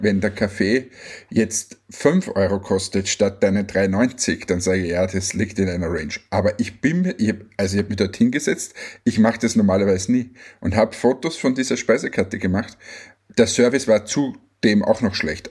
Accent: Austria; als Österreicher

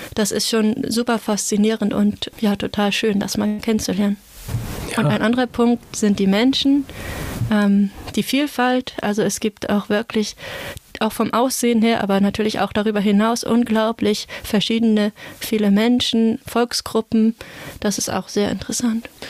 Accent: near Flensburg, Schleswig-Holstein, Germany; Also ich komme aus der Nähe von Flensburg. Das liegt quasi direkt am Wasser, am Meer. Und ich kenne das einfach von, von meiner Kindheit, von da, wo ich aufgewachsen bin

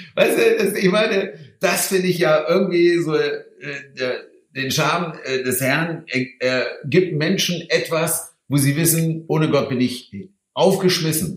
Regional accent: Hanover, Lower Saxony, Germany; Ich komme aus Hannover

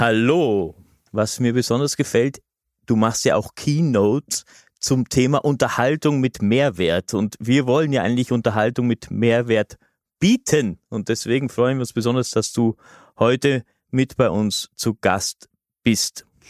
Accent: Austria; bei uns in Österreich

